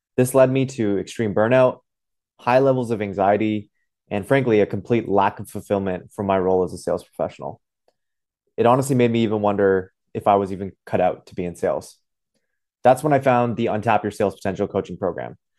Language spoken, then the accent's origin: English; Ottawa, Ontario, Canada; I'm from Ottawa